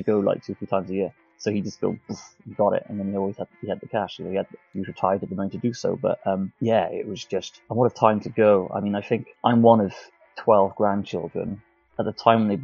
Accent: South Wales, United Kingdom; if you can't tell by the accent, I'm from South Wales, so I haven't got a massive accent, but it's a little bit there

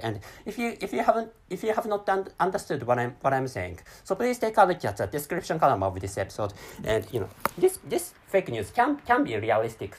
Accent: Japan; first language Japanese; English is a second language; my mother tongue is Japanese and I'm a, I'm a, I'm a Japanese person which, me, me, living, living in Japan

